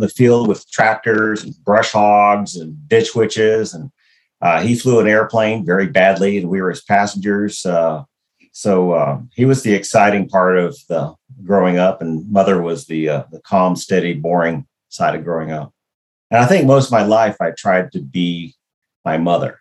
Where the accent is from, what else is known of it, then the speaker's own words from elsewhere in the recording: Brownsville, Texas, United States; Born and raised in Brownsville, Texas, across from Matamoros, Mexico